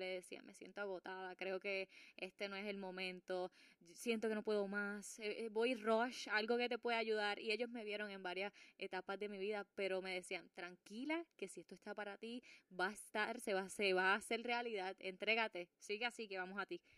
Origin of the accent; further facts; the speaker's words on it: Puerto Rico; Claro, y soy latina, soy una puertorriqueña, me tengo que cuidar